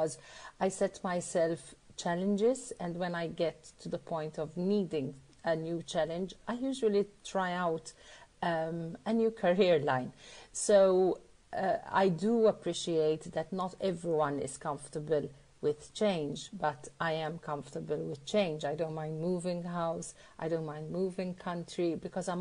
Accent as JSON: {"language": "English", "country": "Malta", "said": "I'm from Malta."}